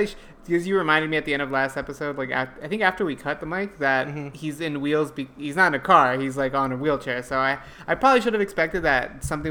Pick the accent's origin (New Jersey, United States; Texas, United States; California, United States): California, United States; Los Angeles; I happen to have grown up in a pretty decent neighborhood, actually, Atwater Village